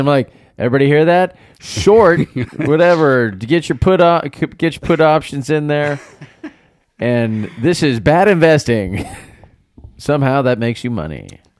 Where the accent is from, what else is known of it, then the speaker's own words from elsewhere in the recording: Texas, United States; and yes, I said y'all, I'm from Texas.